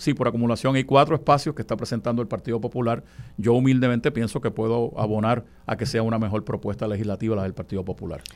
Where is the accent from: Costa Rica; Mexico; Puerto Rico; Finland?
Puerto Rico; also born or lived in Comerío, Puerto Rico